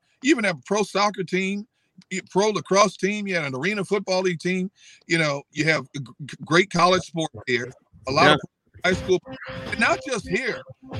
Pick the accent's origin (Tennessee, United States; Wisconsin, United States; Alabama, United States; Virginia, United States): Wisconsin, United States; Milwaukee; moved away as an adult; also born or lived in El Centro, California / Pittsburgh; now in Philadelphia, United States; I know I can find a good job in Milwaukee. It's my hometown.